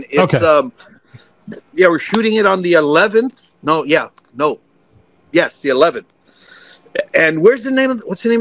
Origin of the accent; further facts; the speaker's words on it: New York, United States; I'm from New York.